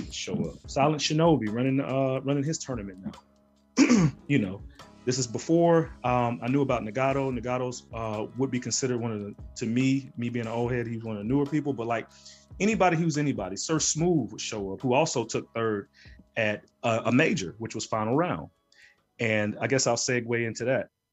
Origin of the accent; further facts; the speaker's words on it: Birmingham, Alabama, United States; I'm from Birmingham, you know, I'm from Bama